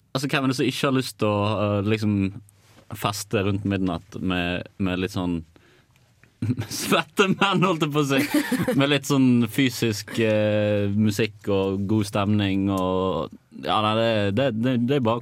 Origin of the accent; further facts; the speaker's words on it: Bergen, Vestland, Norway; den beste byen rett etter Trondheim, da. Så, altså Bergen